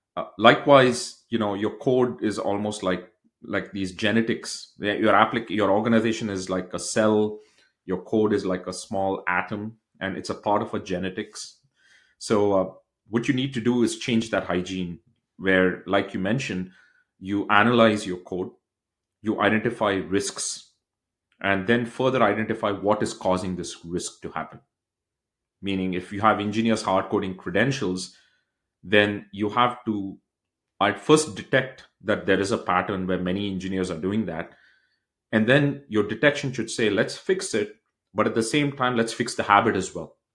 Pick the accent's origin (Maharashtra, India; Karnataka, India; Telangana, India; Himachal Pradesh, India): Karnataka, India; Bangalore; moved away as an adult; now in United States; I grew up in a state in India called as Bangalore, which is south of India